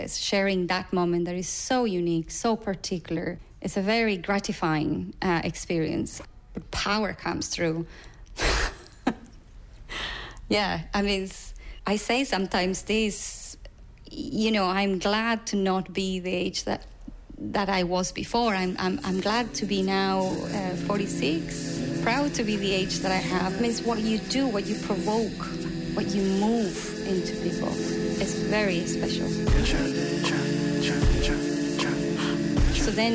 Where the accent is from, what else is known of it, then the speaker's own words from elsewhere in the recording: Buenos Aires, Argentina; English is a second language; moved away as an adult; now in Dublin, Ireland; growing up in Buenos Aires after dictatorship